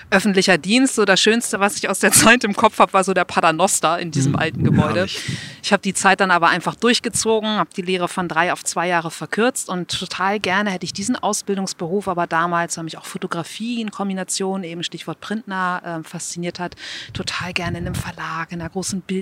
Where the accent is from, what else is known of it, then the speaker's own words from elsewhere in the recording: Buchholz in der Nordheide, Lower Saxony, Germany; Ich bin aufgewachsen in Buchholz. Falls das jemand kennt, meistens kommt dann, ja, Buchholz in der Nordheide.